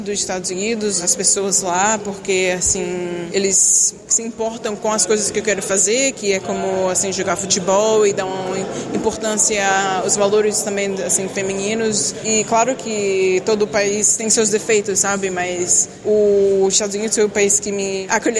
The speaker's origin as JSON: {"language": "Portuguese", "country": "Brazil", "tie": "born or raised there", "also_born_or_lived": "United States", "moved": "yes", "lives_now": "Lyon, France", "said": "o Brasil é onde eu nasci"}